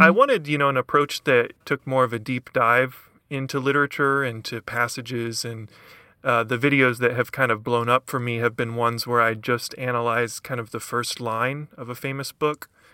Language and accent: English; Lexington, Kentucky, United States; originally from kentucky i'm from lexington kentucky